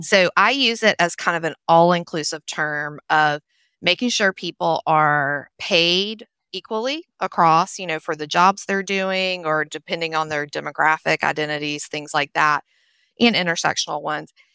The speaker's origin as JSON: {"language": "English", "town": "Nashville", "region": "Tennessee", "country": "United States", "tie": "born or raised there", "also_born_or_lived": "Charlotte", "moved": "yes", "lives_now": "Blue Ridge Mountains, United States", "said": "I grew up in Nashville, Tennessee, which you can probably tell from my accent"}